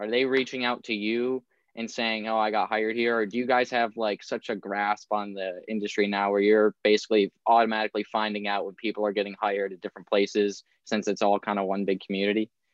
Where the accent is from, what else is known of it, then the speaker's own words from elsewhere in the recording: Rochester, New York, United States; I myself am from Rochester, New York